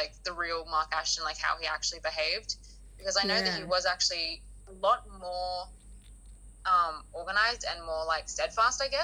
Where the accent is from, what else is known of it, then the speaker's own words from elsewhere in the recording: Sydney, New South Wales, Australia; I'm from Sydney